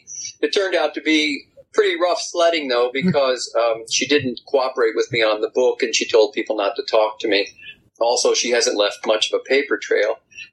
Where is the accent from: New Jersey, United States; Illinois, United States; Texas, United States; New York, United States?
Illinois, United States; Chicago; also born or lived in Philadelphia; I was born in Philadelphia, Pennsylvania, but I am really a native Chicago, and I spend most of my life there. I live in Virginia now near the Blue Ridge Mountains